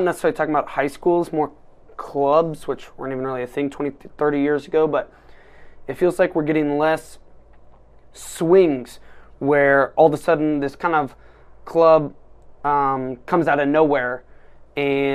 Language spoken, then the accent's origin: English; Iowa, United States; growing up in Iowa